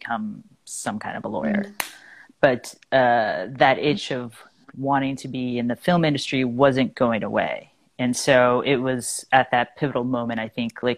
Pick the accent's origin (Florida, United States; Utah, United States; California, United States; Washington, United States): California, United States; Fontana; moved away as an adult; also born or lived in Los Angeles, United States; now in New York City, United States; I grew up in Fontana, which is about an hour east